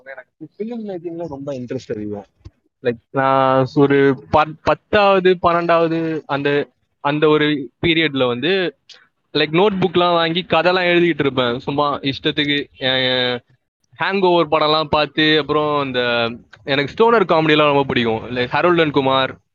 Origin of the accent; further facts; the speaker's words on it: Chennai, Tamil Nadu, India; மண்ணடியில தான் I was born and brought up ஸ்கூலிங்லாம் அங்கே தான் படித்தேன்